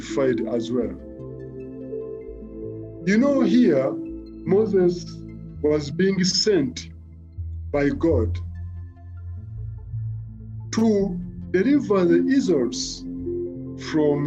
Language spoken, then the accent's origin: English; Mukono, Central Region, Uganda; I was born and raised in Mukono